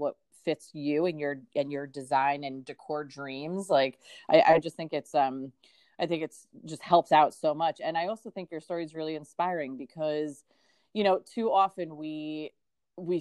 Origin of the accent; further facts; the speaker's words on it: New Providence, New Jersey, United States; moved away as an adult; also born or lived in Madison, New Jersey; now in Pennsylvania, United States; I'm actually a Jersey girl myself. I grew up in New Providence and then lived in Madison